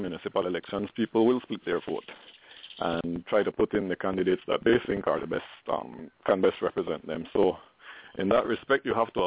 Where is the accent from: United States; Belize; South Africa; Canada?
Belize; Belmopan, Cayo District; I am from Belmopan. This is where I was born. This is where I went to primary school